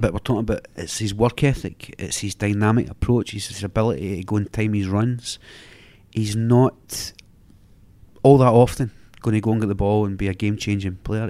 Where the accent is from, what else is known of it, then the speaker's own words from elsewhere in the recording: Glasgow, Scotland, United Kingdom; as a Glaswegian